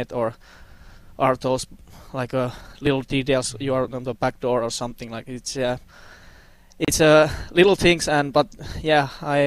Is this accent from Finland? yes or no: yes; Finland; English is a second language; moved away as an adult; also born or lived in Russia / Sweden; now in Las Vegas, United States; I'm from Finland